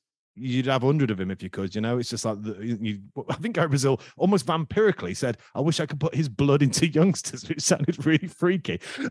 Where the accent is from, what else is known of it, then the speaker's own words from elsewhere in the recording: Collingham, East Midlands, United Kingdom; Growing up in Collingham